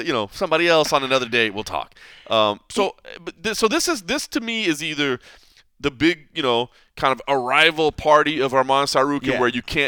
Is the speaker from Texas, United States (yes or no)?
yes; Texas, United States; my home state of Texas.